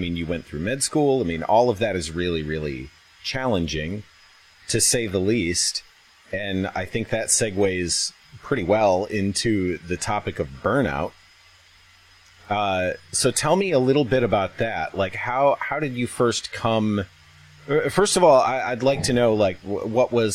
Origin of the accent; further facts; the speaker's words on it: Midwest, United States; moved away; also born or lived in Denver; I'm originally from the Midwest.